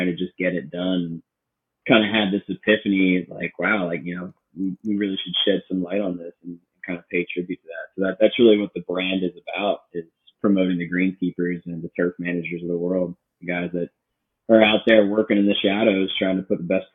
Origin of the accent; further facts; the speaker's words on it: Baltimore, Maryland, United States; moved away as an adult; also born or lived in Connecticut / Seattle; kind of grew up in the Baltimore area.